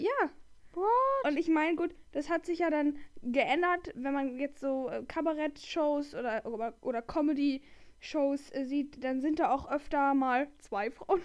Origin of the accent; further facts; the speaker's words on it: Rhineland, Germany; wir kommen aus dem Rheinland